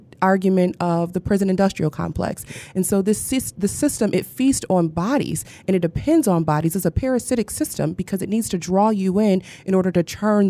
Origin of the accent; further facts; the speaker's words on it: Flint, Michigan, United States; moved away as an adult; now in Detroit, United States; I have two homes, right? Yeah. So, I'm born and raised in Flint, but this is also home.